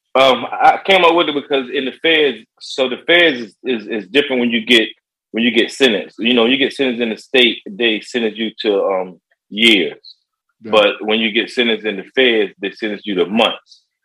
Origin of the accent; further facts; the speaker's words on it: Virginia Beach, Virginia, United States; also born or lived in Chicago; I was raised around an area called uh, Bayside